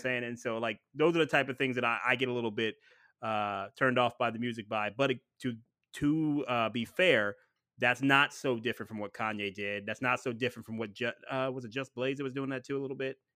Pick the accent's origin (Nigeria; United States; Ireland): United States; Ohio; I'm from Ohio